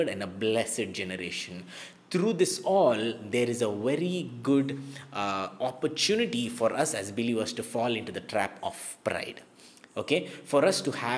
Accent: India; before I am an Indian, I am a Christian

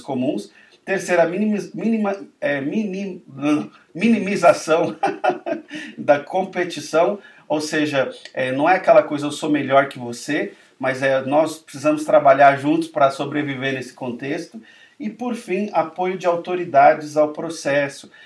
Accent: Brazil; a gente como brasileiro vai honrar o nosso país

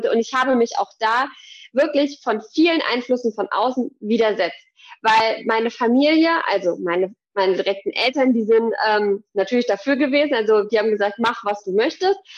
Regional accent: Thuringia, Germany; now in Gießen, Germany; Ich komme hier aus der Umgebung Gießen in Hessen. Ursprünglich komme ich aus Thüringen

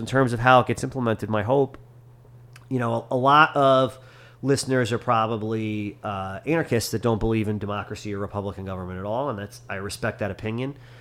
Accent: United States; as an American

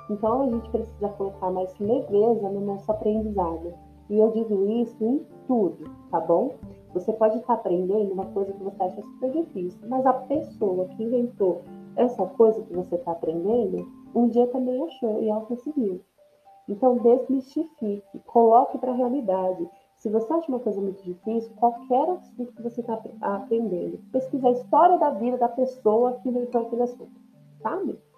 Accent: São Paulo, Brazil; E o meu sotaque é um sotaque de uma brasileira de São Paulo que fala inglês, né? Eu não sou nativa. Eu não sou nativa de, de qualquer país que fala inglês. Eu sou paulista, tá?

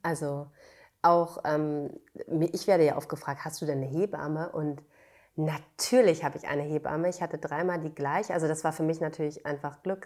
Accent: Bad Segeberg, Schleswig-Holstein, Germany; moved away as an adult; now in Berlin, Germany; Ich bin in Schleswig-Holstein aufgewachsen, äh, in Bad Segeberg

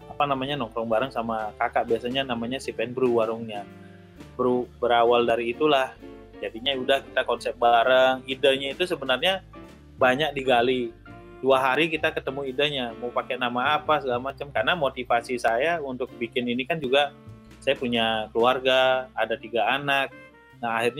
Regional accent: Tanah Lot, Bali, Indonesia; Saya Putra asli Bali, eh, asli asli dari Tanah Lot.

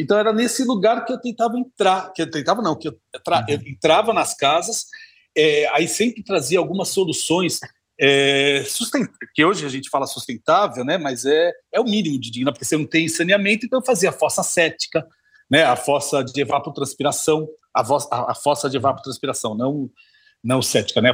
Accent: Santo André, São Paulo, Brazil; eu venho de Santo André, do ABC Paulista, morava num bairro residencial que estava crescendo

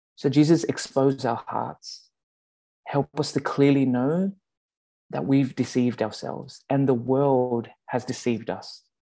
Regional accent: Sydney, New South Wales, Australia; accent: Australian; also born or lived in Calgary, Canada; now in Abbotsford, Canada; my Australian accent

